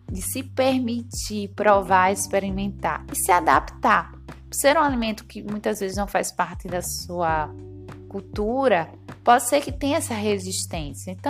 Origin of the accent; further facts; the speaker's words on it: Northeast Region, Brazil; Como boa nordestina, se deixar, eu coloco ele em tudo, ou quase tudo.